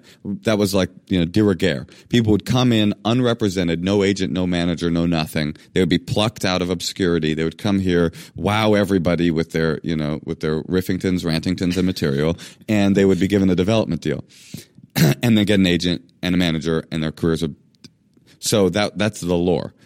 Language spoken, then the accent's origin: English; Oakland, California, United States; I grew up in Oakland in a black public schools